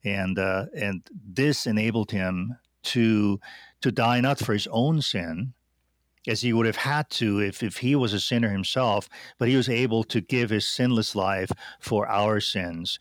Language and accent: English; Austria; moved away as an adult; now in United States; I grew up in Austria